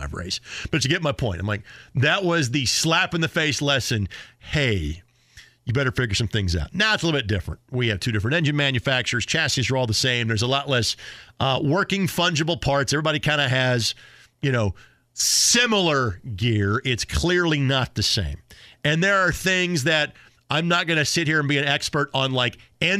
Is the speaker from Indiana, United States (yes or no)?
yes; Southern Indiana, United States; now in Indianapolis, United States; growing up in Southern Indiana, you know, I grew up far enough south, I could watch the race live on TV.